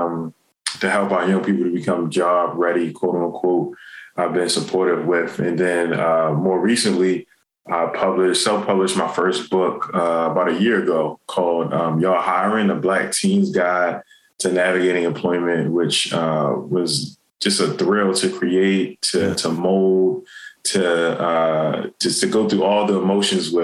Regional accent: Baltimore, Maryland, United States; Born and raised in Baltimore City

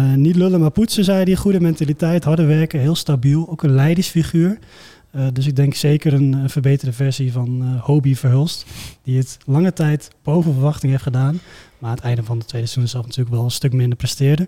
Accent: eastern Netherlands, Netherlands; Ik kom ook uit het Oosten

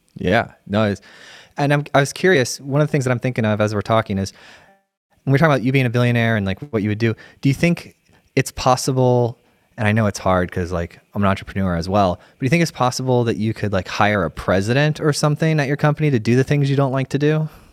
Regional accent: Sarasota, Florida, United States; my wife and I were born and raised in Sarasota

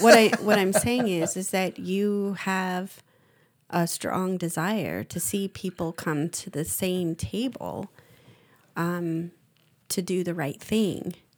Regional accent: United States; being American

